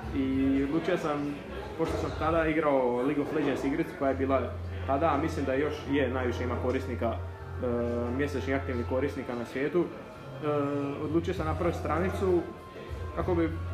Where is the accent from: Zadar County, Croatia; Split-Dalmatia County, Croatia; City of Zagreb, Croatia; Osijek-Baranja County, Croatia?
Zadar County, Croatia; Zadar; imam 20 godina, dolazim iz Zadra.